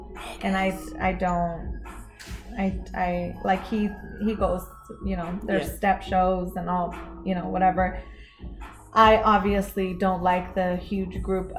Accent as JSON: {"language": "English", "town": "Los Angeles", "region": "California", "country": "United States", "tie": "born or raised there", "moved": "yes", "said": "My parents and I, well, we grew up in Los Angeles. So my parents went to high school in Los Angeles."}